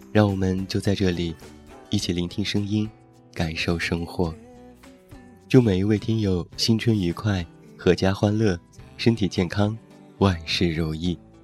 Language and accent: Chinese; Taiyuan, Shanxi, China; moved away; 现在在我的家乡山西太原